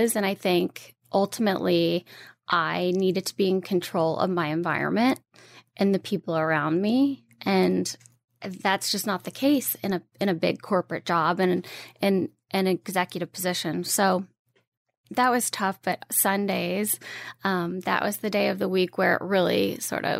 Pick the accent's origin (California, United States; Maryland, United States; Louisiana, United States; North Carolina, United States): Louisiana, United States; moved away as an adult; now in New York, United States; I am born and raised in Louisiana. I moved to New York right out of college